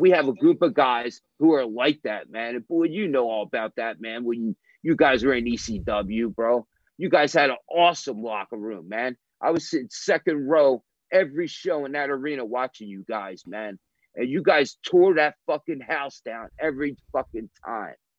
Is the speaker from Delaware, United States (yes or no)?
no; National Park, New Jersey, United States; I'm from National Park, New Jersey